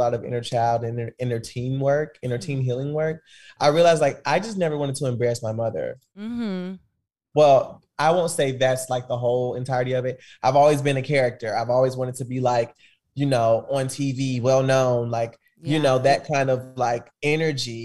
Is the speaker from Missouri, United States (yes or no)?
yes; Kansas City, Missouri, United States; I grew up in Kansas City, Missouri